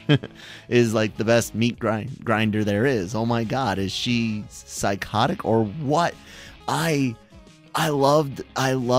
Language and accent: English; United States; as an American